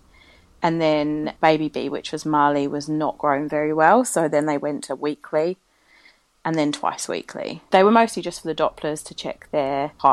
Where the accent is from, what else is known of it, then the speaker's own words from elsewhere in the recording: London, United Kingdom; moved away as an adult; now in Christchurch, New Zealand; I'm from London, but I've been living in Christchurch now for about nearly 4.5 years